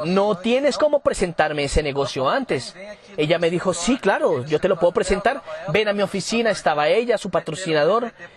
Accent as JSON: {"language": "Spanish", "town": "Campo Grande", "region": "Mato Grosso do Sul", "country": "Brazil", "tie": "born or raised there", "second_language": "Spanish", "said": "Yo soy de Campo Grande, Mato Grosso del Sur."}